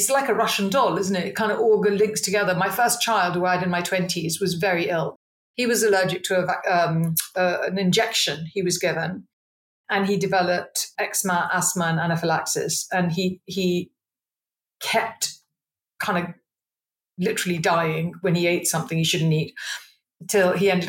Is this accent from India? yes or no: yes; India; I always laugh and say, you know, I'm an Indian, so my choices were doctor, lawyer, accountant, marriage or death type thing.